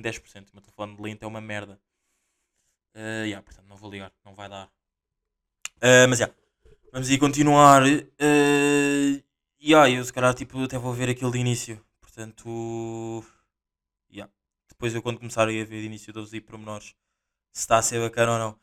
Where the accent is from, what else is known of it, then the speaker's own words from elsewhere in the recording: Portugal; eu também sou português